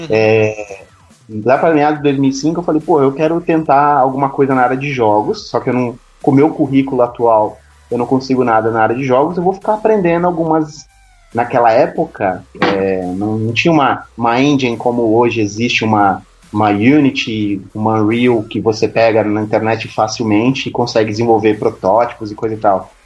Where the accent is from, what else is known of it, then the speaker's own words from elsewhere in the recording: São Paulo, Brazil; eu sou de São Paulo, capital